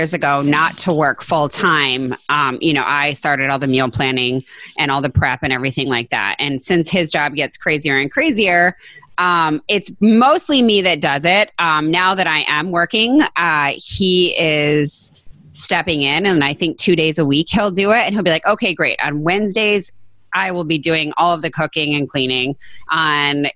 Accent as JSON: {"language": "English", "region": "northern Michigan", "country": "United States", "tie": "born or raised there", "said": "I grew up in northern Michigan"}